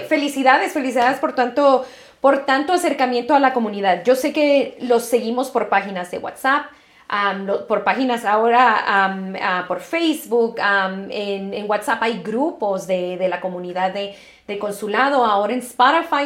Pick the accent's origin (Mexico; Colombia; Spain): Mexico; moved away as an adult; now in United States; yo me vine a los 18 años de México a Estados Unidos a estudiar